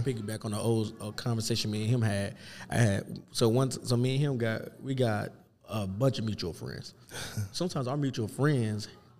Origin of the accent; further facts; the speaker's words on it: Kansas City, Missouri, United States; now in Omaha, United States; I'm from KC and stuff, and all my friends and family is there, I've been here long enough to say I'm from from Omaha.